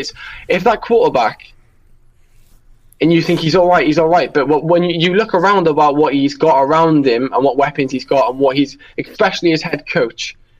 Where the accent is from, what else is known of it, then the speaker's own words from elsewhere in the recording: Wales, United Kingdom; I'm from the United Kingdom, specifically from Wales